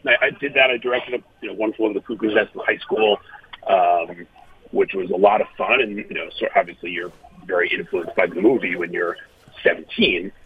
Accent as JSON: {"language": "English", "town": "New York City", "region": "New York", "country": "United States", "tie": "born or raised there", "said": "I grew up in Manhattan"}